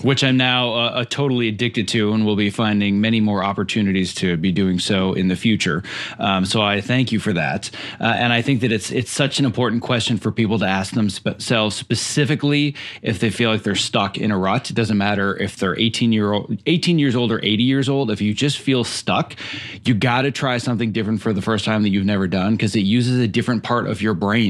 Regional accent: Midwest, United States; moved away as an adult; now in Los Angeles, United States; was born and raised in the Midwest

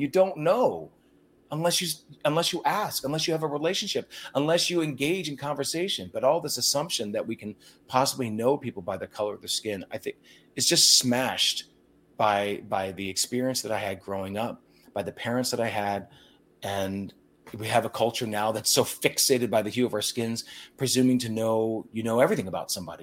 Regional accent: Lancaster County, Pennsylvania, United States; I grew up in Lancaster County, Pennsylvania

